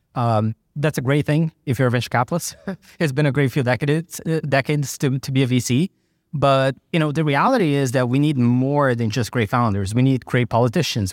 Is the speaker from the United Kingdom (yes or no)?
no; Brazil; now in United States; I grew up in Brazil